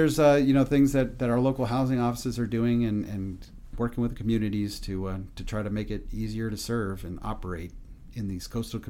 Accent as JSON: {"language": "English", "town": "Washington", "region": "District of Columbia", "country": "United States", "said": "So I come from Washington, D.C., where a lot of my friends, they lived on Fort Belvoir or Joint Base Anacostia Bowling"}